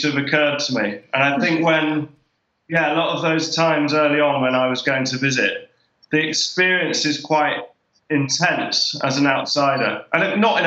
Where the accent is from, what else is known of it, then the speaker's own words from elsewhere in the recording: England, United Kingdom; now in Derry, United Kingdom; as an English person in Derry